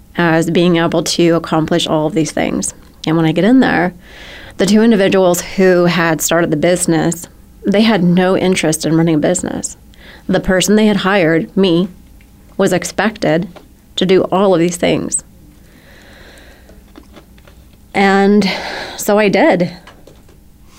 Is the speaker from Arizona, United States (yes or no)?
yes; Arizona, United States; moved away; I'm a girl from Arizona